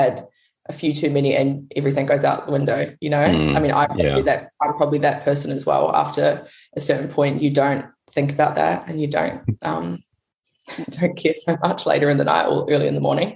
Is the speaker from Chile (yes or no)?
no; New Zealand; also born or lived in United States; now in Perth, Australia; I'm actually from New Zealand